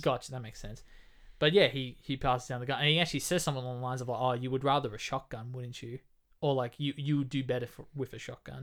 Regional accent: Australia; We're Australian

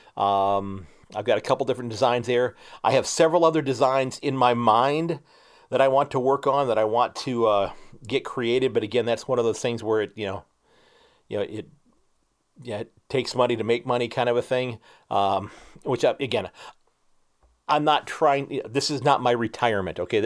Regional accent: Ohio, United States; We're both from Ohio

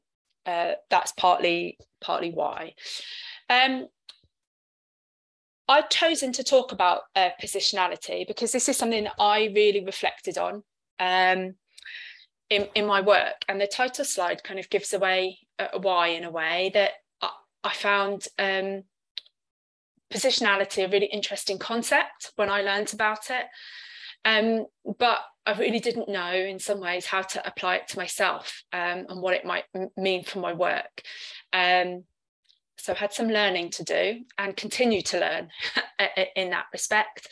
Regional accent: London, United Kingdom; first language English; moved away as an adult; now in Cardiff, United Kingdom; I'm a British citizen from London, but living in Cardiff

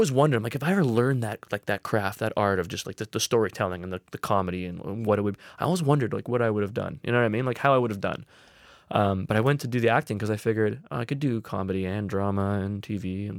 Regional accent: Hamilton, Ontario, Canada; born there; I was born in Hamilton

